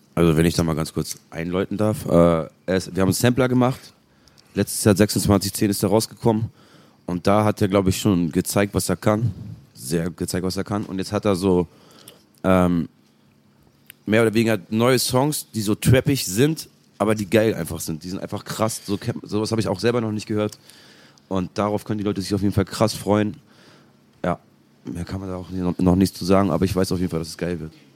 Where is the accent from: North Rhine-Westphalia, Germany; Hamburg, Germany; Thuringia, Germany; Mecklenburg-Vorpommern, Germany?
Hamburg, Germany; bei uns aus St. Pauli